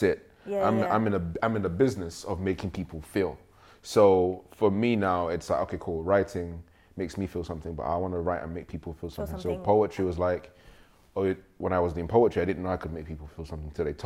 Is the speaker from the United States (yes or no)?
no; Nigeria; now in United Kingdom; I grew up in Nigeria